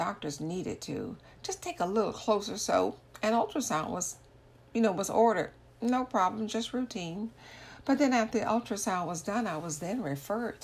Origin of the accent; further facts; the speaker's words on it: Orlando, Florida, United States; I am from Orlando, Florida, in the U.S. of A.